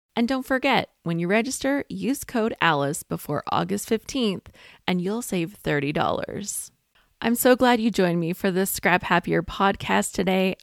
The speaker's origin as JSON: {"language": "English", "country": "Canada", "said": "I'm a Canadian"}